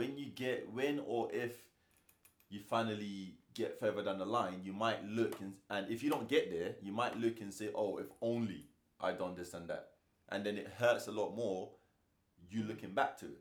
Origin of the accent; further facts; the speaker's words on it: Nigeria; I'm Nigerian